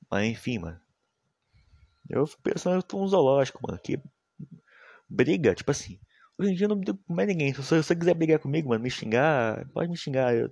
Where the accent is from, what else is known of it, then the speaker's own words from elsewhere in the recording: Minas Gerais, Brazil; meu sotaque é massa, eu sou mineiro. Fih, respeita os cria de Minas, rapaz. Respeita os cria de Minas. O pessoal daqui de Minas é muito foda, mano.